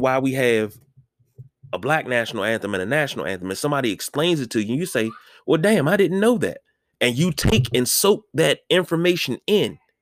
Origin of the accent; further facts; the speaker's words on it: United States; this is my country, right? I was born here. I'm an American citizen